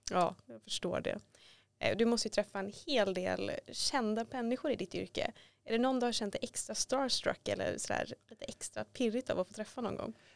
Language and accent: Swedish; Gothenburg, Västra Götaland, Sweden; now in Stockholm, Sweden; jag är själv från Göteborg och när jag flyttade hit